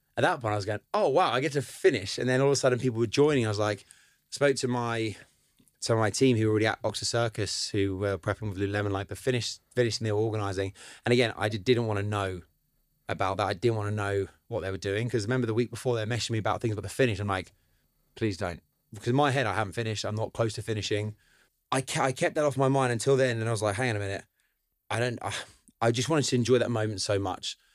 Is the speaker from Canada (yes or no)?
no; Cambridge, East of England, United Kingdom; also born or lived in Madrid; I grew up around Cambridge